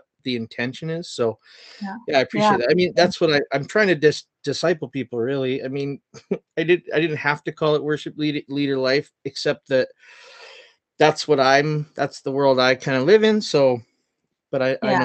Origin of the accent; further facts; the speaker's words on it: Chilliwack, British Columbia, Canada; moved away; I'm from Chilliwack originally.